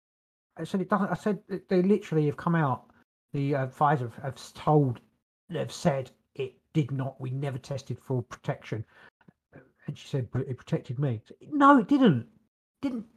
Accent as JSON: {"language": "English", "country": "United Kingdom", "said": "we're British"}